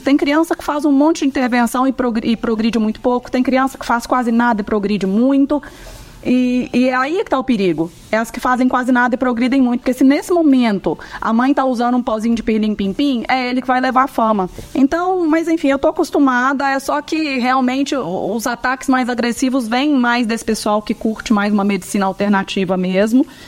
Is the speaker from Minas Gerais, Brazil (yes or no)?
yes; Minas Gerais, Brazil; Eu sou mineira